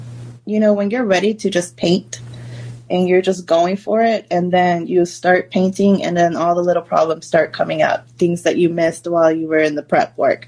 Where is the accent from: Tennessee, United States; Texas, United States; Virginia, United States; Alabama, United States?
Texas, United States; Austin; I mean, this is my hometown. It's basically all I really know. I don't have much to compare it to. But I do love that most of my family is here, and the fact that, you know, this is my hometown.